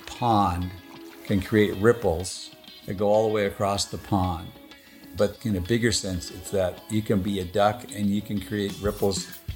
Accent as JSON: {"language": "English", "region": "Oregon", "country": "United States", "tie": "born or raised there", "said": "I grew up in Linn County, not far from Albany and Corvallis, but also not that far from Eugene, but a little bit closer to Albany and Corvallis, and it was and is farming country."}